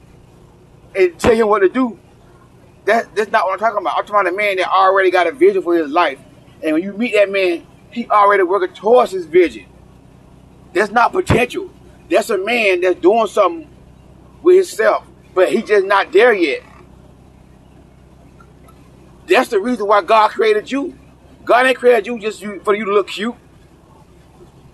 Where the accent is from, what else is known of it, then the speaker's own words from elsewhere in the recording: the South, United States; I may talk from the South because I'm from the South